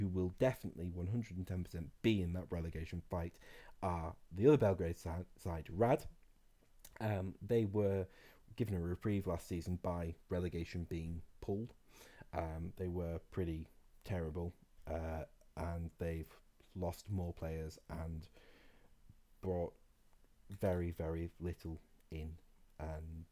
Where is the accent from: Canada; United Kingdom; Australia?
United Kingdom; Scot, Scotland; as a Scot